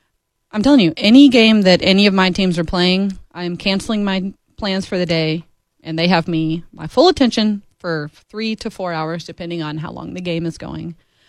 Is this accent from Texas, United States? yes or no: no; Arkansas, United States; moved away; So I'm from Arkansas originally. There's no professional teams there. It is just the Razorbacks.